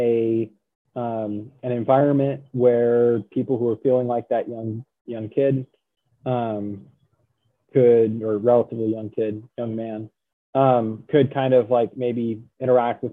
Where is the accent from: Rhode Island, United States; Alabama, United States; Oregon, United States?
Oregon, United States; Central; moved away as an adult; now in Virginia, United States; I grew up in Central Oregon. And, or, you know, I was raised in Central Oregon. And then when it was time for college, I moved to Virginia